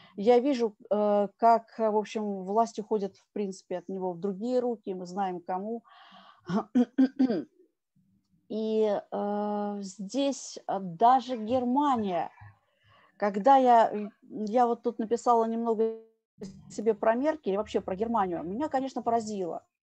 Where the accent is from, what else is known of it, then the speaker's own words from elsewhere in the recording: Russia; я россиянка